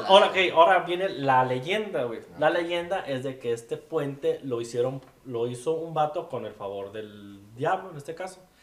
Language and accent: Spanish; Guadalajara, Jalisco, Mexico; yo soy de Guadalajara, Jalisco